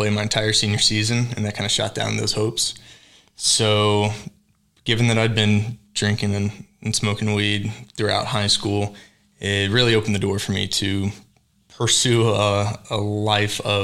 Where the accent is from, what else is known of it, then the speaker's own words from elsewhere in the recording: Fayetteville, North Carolina, United States; moved away as an adult; now in Tulsa, United States; I'm from Fayetteville, North Carolina, born and raised